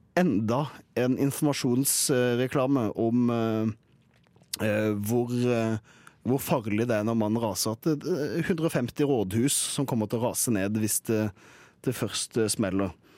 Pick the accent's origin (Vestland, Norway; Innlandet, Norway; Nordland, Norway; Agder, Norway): Agder, Norway; Kristiansand; moved away